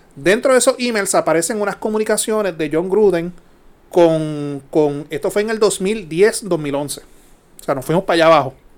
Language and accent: Spanish; Puerto Rico; como típico boricua